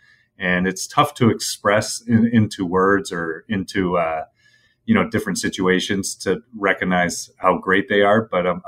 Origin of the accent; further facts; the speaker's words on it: Toronto, Ontario, Canada; And for me, growing up in Toronto around Original Six, where hockey is number one